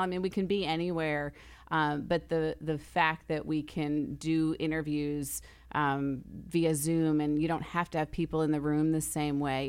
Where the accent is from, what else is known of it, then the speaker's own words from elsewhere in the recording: New York, Northeast, United States; moved away as an adult; also born or lived in Indiana / Lubbock, Texas; now in Rock Hill, United States; I grew up in the New York, New Jersey area